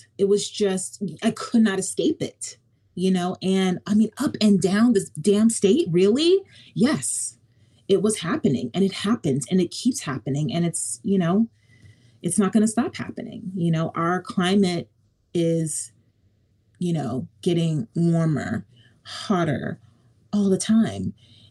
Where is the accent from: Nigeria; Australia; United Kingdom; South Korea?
Nigeria; Not because I'm a mom, not because I'm Nigerian